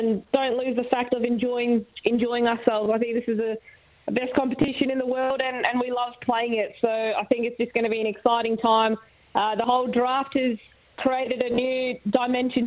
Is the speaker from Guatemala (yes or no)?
no; Australia; as an Aussie